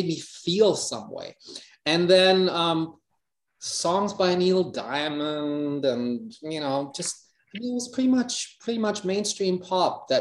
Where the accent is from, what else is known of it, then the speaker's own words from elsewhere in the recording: Hamburg, Germany; English is a second language; life in Hamburg